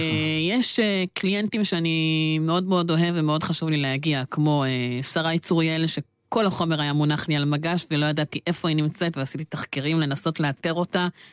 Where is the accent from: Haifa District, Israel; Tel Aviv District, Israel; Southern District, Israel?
Southern District, Israel; Be'er Tuvia Regional Council; אני תושב מועצה אזורית באר טוביה